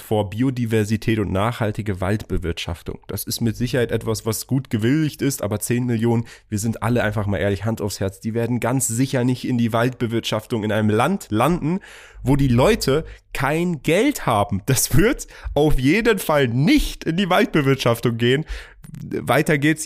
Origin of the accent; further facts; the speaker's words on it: Germany; moved away as an adult; also born or lived in Iran; now in United Arab Emirates; ich bin Iraner, aber in Deutschland aufgewachsen, wohne jetzt hier da.